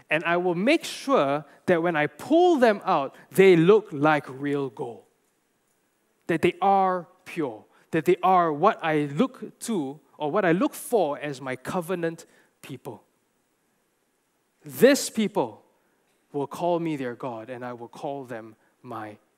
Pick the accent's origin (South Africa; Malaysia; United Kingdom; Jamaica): Malaysia; I'm a Gentile. I'm Chinese. I'm Malaysian.